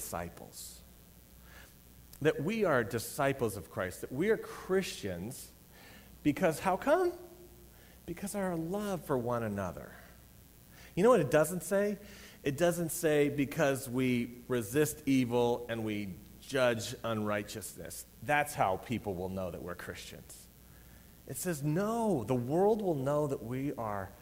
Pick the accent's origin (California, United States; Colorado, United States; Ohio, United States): Colorado, United States; I was raised in Colorado